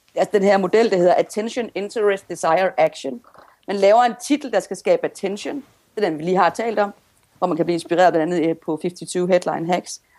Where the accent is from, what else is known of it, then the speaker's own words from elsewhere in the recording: Denmark; accent: Jutlandic; jeg taler jo simpelthen så jysk